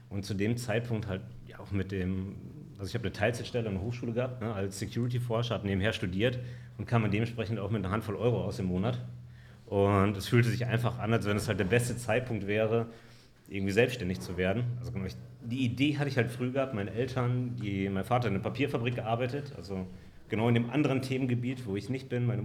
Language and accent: German; Dinslaken, North Rhine-Westphalia, Germany; born there; Ich komme aus Dienstlaken. Geboren, lebe dort